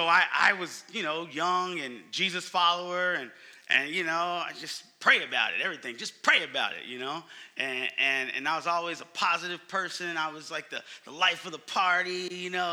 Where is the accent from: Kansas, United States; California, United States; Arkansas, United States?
California, United States; Oakland; moved away as an adult; now in Phoenix, United States; I'm from Oakland, California, but I've been in Phoenix for 4 years